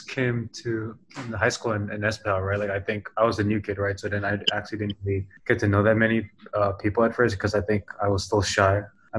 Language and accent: English; New York, United States; born there; also born or lived in Canada / Singapore / Indonesia; So to give you guys some context, I was born in New York. I lived in Canada and I lived in Singapore. And it wasn't until I started my 10th grade in Espeha, Indonesia.